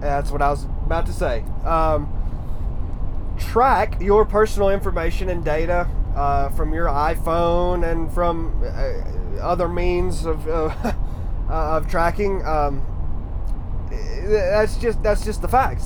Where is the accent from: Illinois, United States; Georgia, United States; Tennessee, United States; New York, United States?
Tennessee, United States; Harrison; I grew up in Harrison, Tennessee, right outside of Chattanooga